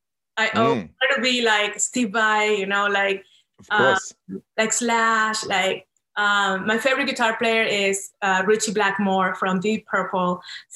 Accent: Venezuela; English is a second language; moved away as an adult; also born or lived in New York; now in Los Angeles, United States; I was born in South America in the beautiful country of Venezuela.

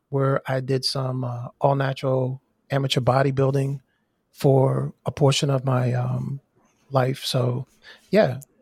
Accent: Maryland, United States; moved away; also born or lived in Miami / Indianapolis; I am from Maryland, born and raised.

